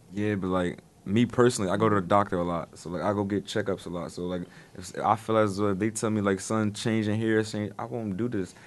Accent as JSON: {"language": "English", "area": "Paterson", "region": "New Jersey", "country": "United States", "said": "I'm come from Pasadena, New Jersey"}